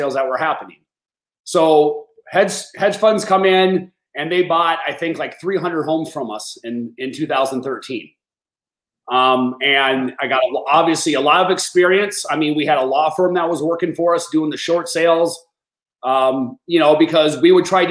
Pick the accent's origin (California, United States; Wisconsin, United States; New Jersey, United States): Wisconsin, United States; Madison; moved away; I'm originally from Madison, Wisconsin